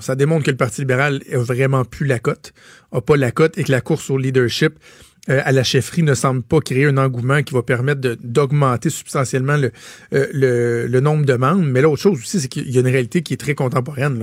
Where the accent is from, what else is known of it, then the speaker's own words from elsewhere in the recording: Canada; chez nous au Canada